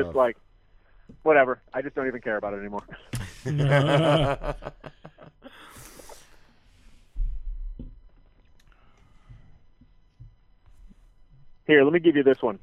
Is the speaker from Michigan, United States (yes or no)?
yes; Michigan, United States; now in Chicago, United States; I'm from Michigan originally, so I'm a Tigers fan